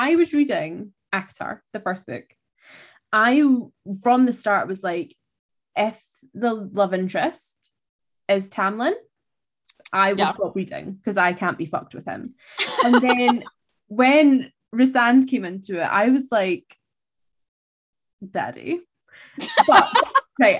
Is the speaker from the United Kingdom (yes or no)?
yes; Scotland, United Kingdom; I'm Scottish